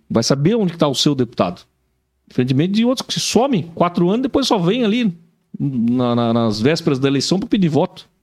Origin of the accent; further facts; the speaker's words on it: São Paulo, Brazil; now in Joinville, Brazil; Eu sou de São Paulo, apesar de já estar tá mais joinvilense hoje